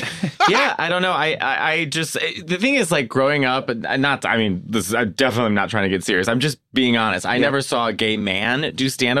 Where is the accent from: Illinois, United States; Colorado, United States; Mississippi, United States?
Illinois, United States; Arlington Heights; I grew up in the suburbs. I grew up in Arlington Heights.